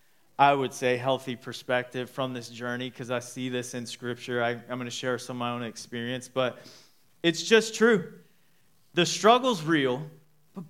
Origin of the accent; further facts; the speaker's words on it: Dallas, Texas, United States; moved away as an adult; now in Midland, United States; We're from Dallas-Fort Worth, so my parents live there, her parents live there.